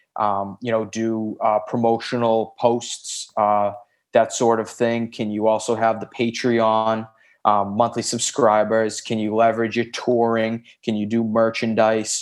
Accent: Boston, Massachusetts, United States; also born or lived in Santa Monica, Los Angeles; now in Los Angeles, United States; I'm originally from Boston, Massachusetts

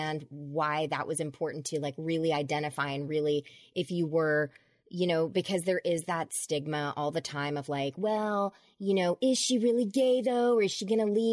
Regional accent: Georgia, United States; I grew up in Georgia, and my dad was a politician, a Democrat

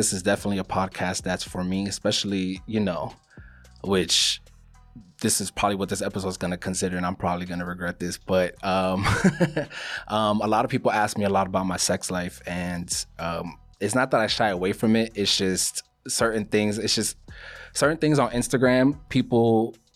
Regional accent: Miami, Florida, United States; also born or lived in Queens, New York / Colombia (ancestry); I was born in New York, actually. I was born in Queens. My mom is from Colombia. My dad is as well. And I was raised in Miami.

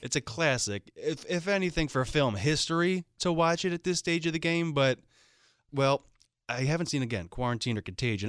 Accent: Philadelphia, Pennsylvania, United States; I'm from Philadelphia

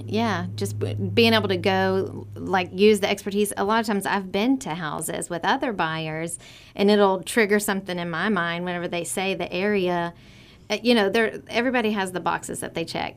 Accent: Vidor, Texas, United States; also born or lived in Port Neches, Texas / Laurel, Mississippi; I am born and raised in Vider, still live there now

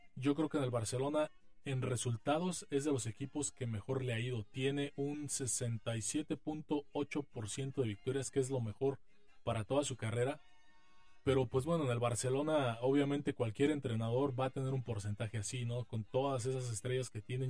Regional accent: Mexico; como mexicanos nos llaman la atención

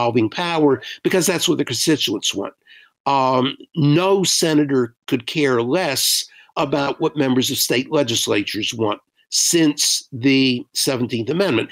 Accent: North Carolina, United States; my home state of North Carolina

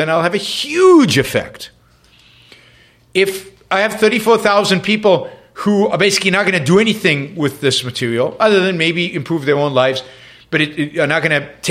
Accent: Israel; first language English and Hebrew; moved away; also born or lived in London; I grew up with two languages, English and Hebrew. My parents spoke English at home. I spoke Hebrew outside of the house

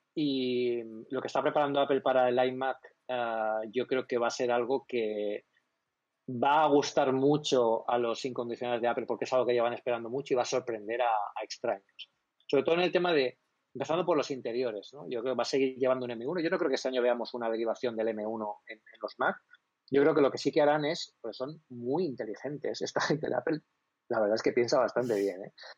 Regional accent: Elche, Valencian Community, Spain; also born or lived in Alicante; Yo, soy de Elche. Yo ahora mismo estoy en Elche, no estoy en bueno, estoy en la provincia de Alicante, pero estoy en Elche.

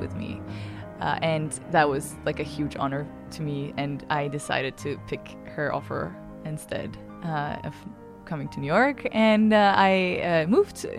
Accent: Ankara, Turkey; I'm from Ankara, the capital of Turkey.

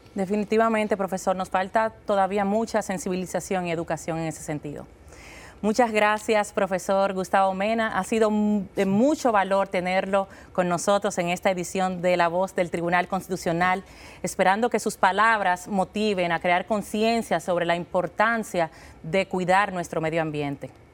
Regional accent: Dominican Republic

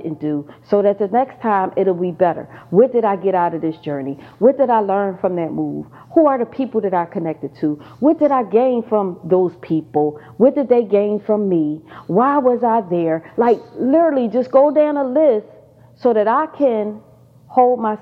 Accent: Pennsylvania, United States; now in Georgia, United States; I just moved back to Georgia. I'm originally from Pennsylvania.

